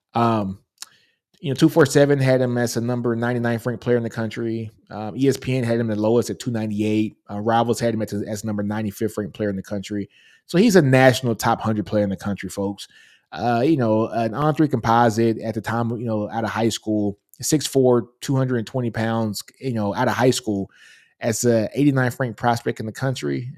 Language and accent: English; Shreveport, Louisiana, United States; I'm from Shreveport, Louisiana.